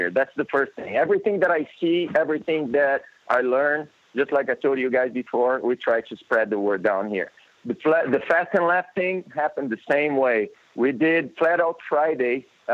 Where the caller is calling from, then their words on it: Brazil; I'm calling you from Brazil.